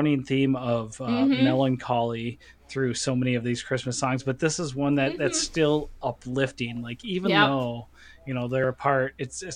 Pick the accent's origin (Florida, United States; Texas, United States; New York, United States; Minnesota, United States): Minnesota, United States; we're all from Minnesota